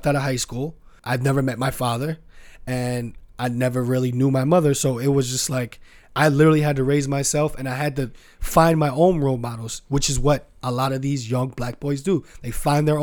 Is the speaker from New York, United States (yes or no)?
yes; New York City, New York, United States; I was born in the Bronx and my mother died when I was 3. I didn't know my father until a couple of months ago. I grew up with my grandmother